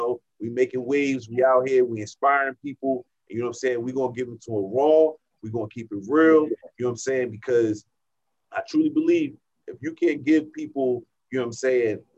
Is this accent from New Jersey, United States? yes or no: yes; New Jersey, United States; moved away as an adult; now in San Diego, United States; originally born in New Jersey. I'm from New Jersey. I'm a Jersey boy